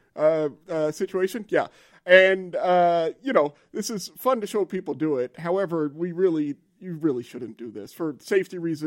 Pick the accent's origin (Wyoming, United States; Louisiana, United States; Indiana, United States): Louisiana, United States; moved away; I'm from Louisiana.